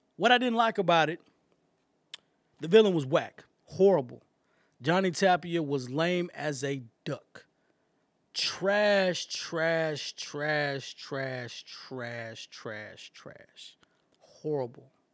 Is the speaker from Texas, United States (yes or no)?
yes; East Texas, United States; I'm from East Texas